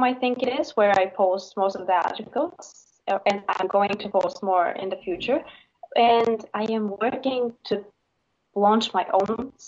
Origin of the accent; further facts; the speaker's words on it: Bulgaria; I'm from Bulgaria.